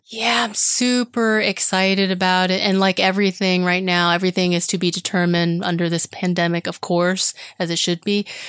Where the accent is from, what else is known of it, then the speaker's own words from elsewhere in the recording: Florida, United States; Even though I grew up in Florida, we didn't live near the water